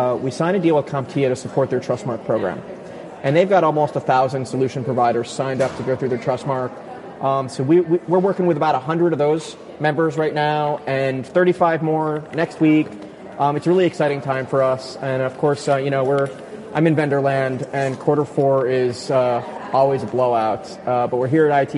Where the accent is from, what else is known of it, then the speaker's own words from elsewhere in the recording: New York, United States; I'm from New York